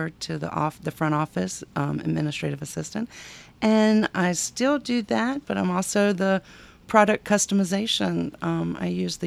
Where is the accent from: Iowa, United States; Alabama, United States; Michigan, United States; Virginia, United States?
Virginia, United States; Southern; So I'm from Southern Virginia and we go four-wheeling everywhere. And so I grew up, my first four-wheeler, I was 12 years old